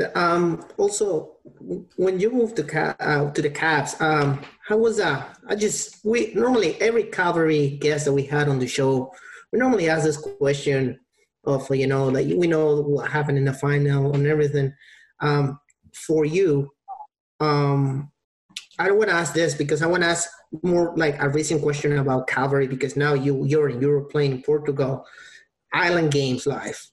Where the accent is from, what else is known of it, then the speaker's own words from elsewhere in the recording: Peru; I'm from Peru